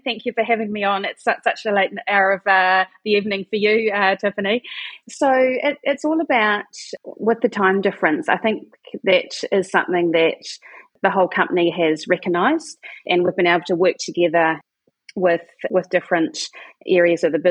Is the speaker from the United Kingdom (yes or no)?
no; New Zealand; also born or lived in Sweden; And then I moved it down to New Zealand, where I'm from. I'm a Kiwi